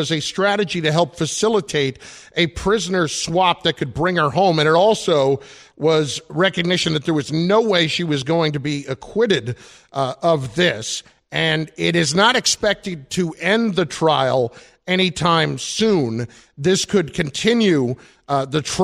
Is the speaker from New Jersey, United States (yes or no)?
yes; New Jersey, United States; I love my home state